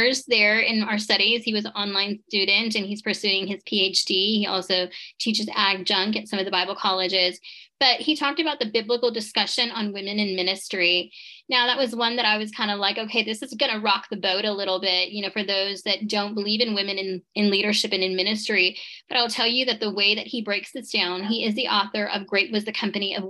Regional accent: Tucson, Arizona, United States; this first city was Tucson, my hometown

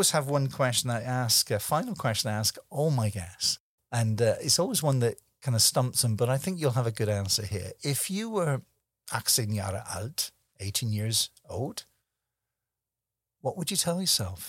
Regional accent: Scotland, United Kingdom; also born or lived in Germany; he's a fellow Scotsman. I was born in Scotland

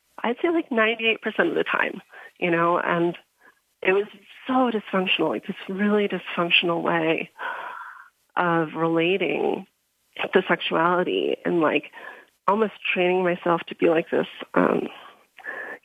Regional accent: outside of Chicago, Illinois, United States; moved away as an adult; also born or lived in Crestone, Colorado; I grew up outside of Chicago

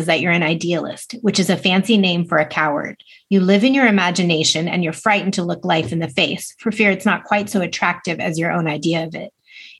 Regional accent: United States; as an American reader

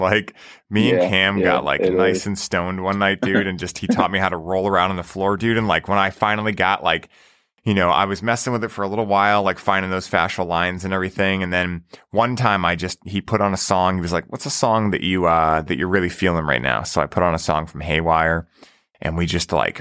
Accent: Boston, Massachusetts, United States; I'm from Boston

